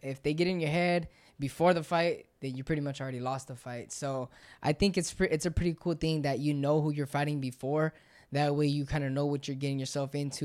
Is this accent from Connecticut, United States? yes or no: no; San Luis, Arizona, United States; we're from San Luis and it's not that really big of a, a place, nobody knows where San Luis is